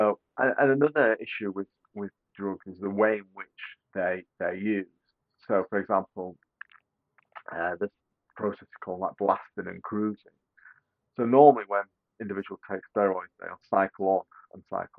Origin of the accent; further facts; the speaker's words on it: United Kingdom; Being a Brit